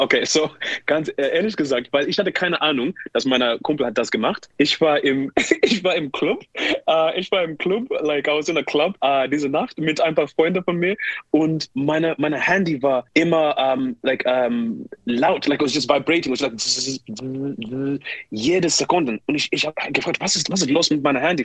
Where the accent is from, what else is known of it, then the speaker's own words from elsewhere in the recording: Zimbabwe; German is a second language; moved away; ich bin in Zimbabwe geboren